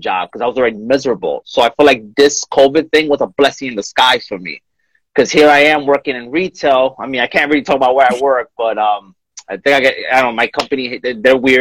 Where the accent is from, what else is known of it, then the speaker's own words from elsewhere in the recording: New York, United States; moved away; I'm originally from New York